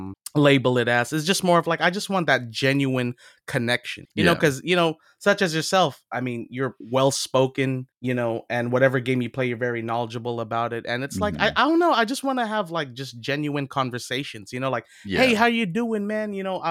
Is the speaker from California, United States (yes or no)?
yes; California, United States; you know, where are you from? And you know, I'm from California.